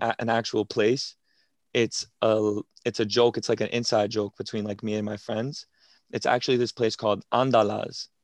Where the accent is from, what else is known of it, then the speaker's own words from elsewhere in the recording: Revere, Massachusetts, United States; your regular twenty-two-year-old from Boston, born and raised in Revere